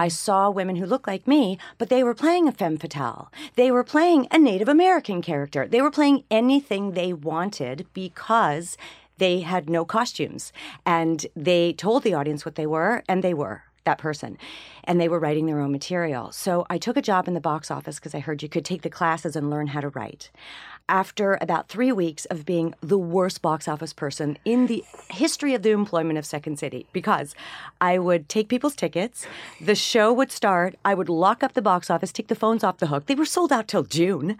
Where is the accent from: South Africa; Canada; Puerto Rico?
Canada; also born or lived in Chicago; now in Los Angeles, United States; I'm, I'm Canadian and then I worked in in Chicago, and then I worked in Los Angeles. I live in Los Angeles currently